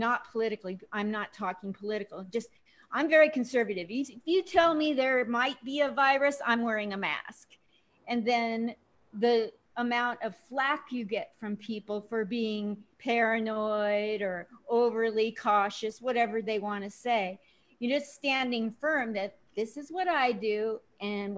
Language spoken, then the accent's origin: English; Portland, Oregon, United States; moved away as an adult; also born or lived in New York / California; now in Las Vegas, United States; I grew up in Portland, Oregon